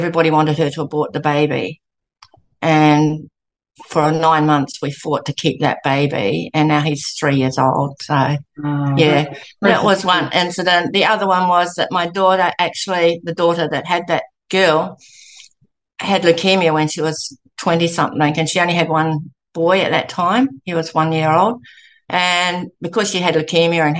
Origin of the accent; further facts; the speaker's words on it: New Zealand; now in Gold Coast, Australia; I was brought up in New Zealand